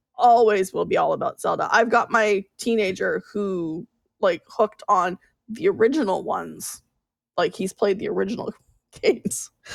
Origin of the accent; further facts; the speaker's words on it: Canada; I'm Canadian